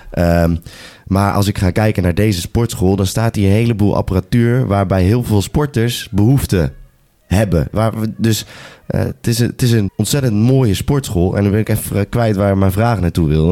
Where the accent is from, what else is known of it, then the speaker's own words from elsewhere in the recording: Apeldoorn, Gelderland, Netherlands; bij ons in Apeldoorn, Mount Olympus, de, de hometown, the place to be